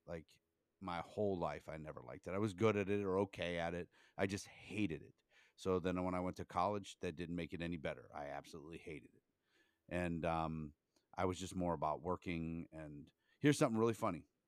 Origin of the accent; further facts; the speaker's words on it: Canton, Ohio, United States; also born or lived in Myrtle Beach; I grew up in Canton, Ohio